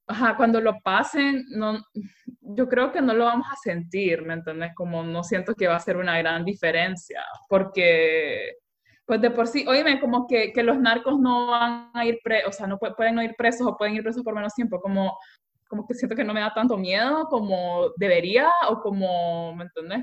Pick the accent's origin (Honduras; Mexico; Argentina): Honduras; moved away; also born or lived in Europe; yo como hondureña